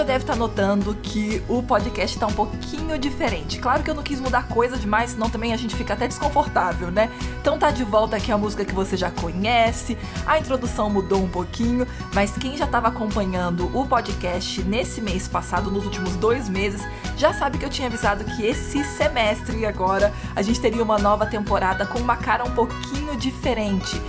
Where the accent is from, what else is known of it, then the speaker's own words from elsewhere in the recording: Rio de Janeiro, Brazil; eu cresci no Rio de Janeiro